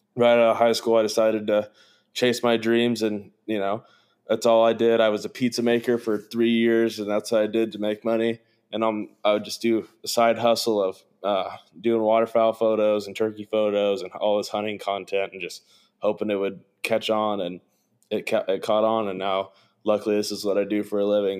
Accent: Evansville, Indiana, United States; I grew up in Evansville, Indiana

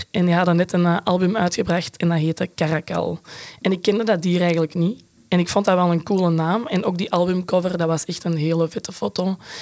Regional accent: Brecht, Flanders, Belgium; ik kom uit Brecht. Dat is de Kempen in Antwerpen

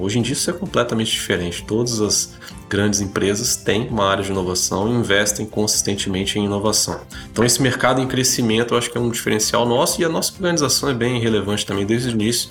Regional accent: Espírito Santo, Brazil; also born or lived in Brasília; Eu nasci em Brasília, mas é, me sinto até mais capixaba porque vim aqui para o Espírito Santo com um ano de idade.

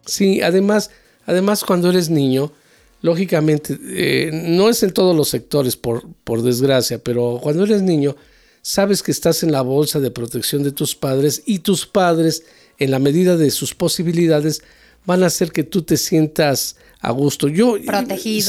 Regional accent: Mexico

